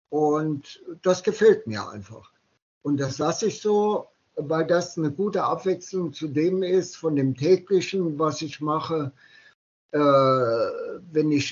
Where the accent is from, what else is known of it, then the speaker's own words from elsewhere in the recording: Saarland, Germany; born there; Äh, genau so, ja. Genau fünf Kilometer von meinem äh, Geburtsort entfernt.